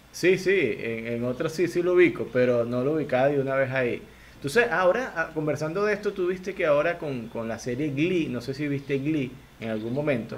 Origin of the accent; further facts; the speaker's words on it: Lara, Venezuela; yo soy guaro, este, de donde yo vengo yo soy guaro